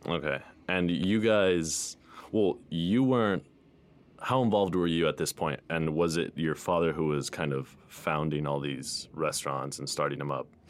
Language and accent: English; Houston, Texas, United States; born or raised there